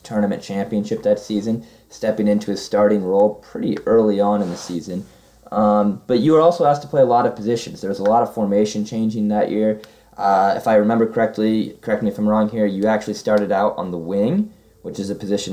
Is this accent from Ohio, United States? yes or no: no; Peoria, Illinois, United States; moved away as an adult; now in Macon, United States; I'm from Peoria, Illinois, a little bit south of Chicago